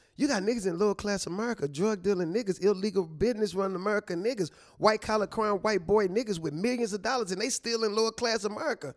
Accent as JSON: {"language": "English", "town": "St. Louis", "region": "Missouri", "country": "United States", "also_born_or_lived": "Chihuahua", "said": "I'm from Saint Louis."}